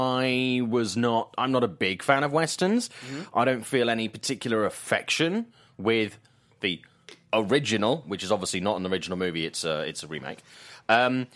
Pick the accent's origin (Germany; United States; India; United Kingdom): United Kingdom; I'm British